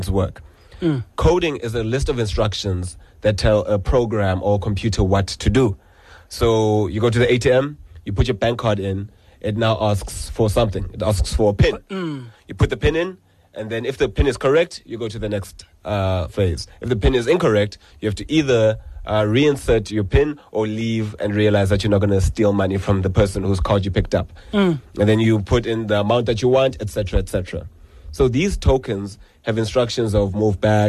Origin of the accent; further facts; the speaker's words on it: Gqeberha, Eastern Cape, South Africa; moved away; I was born in Livingston Hospital